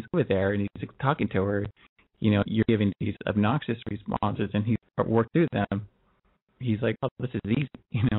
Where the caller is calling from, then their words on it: California, United States; I'm older than 18, and I'm in California.